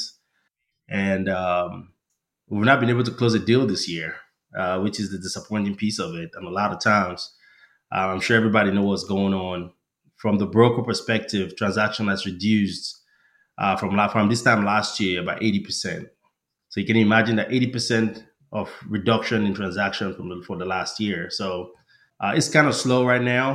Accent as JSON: {"language": "English", "country": "Nigeria", "tie": "born or raised there", "moved": "as an adult", "lives_now": "United States", "said": "I was born and raised in Nigeria. I came to the United States for grad school."}